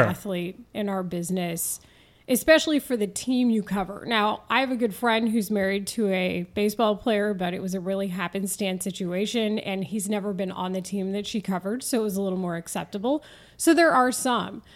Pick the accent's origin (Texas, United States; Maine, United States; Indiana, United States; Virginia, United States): Texas, United States; Denton; accent: Texan drawl; moved away as an adult; also born or lived in San Diego / Houston / Philadelphia; now in Chicago, United States; I grew up in Denton, Texas, just north of the Dallas area.